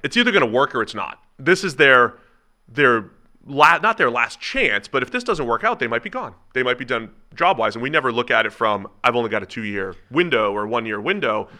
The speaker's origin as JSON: {"language": "English", "town": "Cincinnati", "region": "Ohio", "country": "United States", "tie": "born or raised there", "said": "my hometown, Cincinnati"}